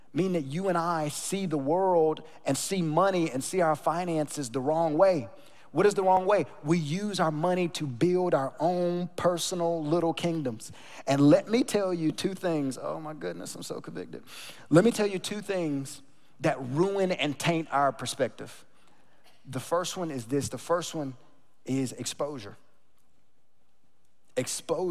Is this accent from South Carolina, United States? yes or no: no; North Carolina, United States; now in Texas, United States; I grew up in North Carolina in a small town, smaller than Sugar Land, smaller than Rosenberg.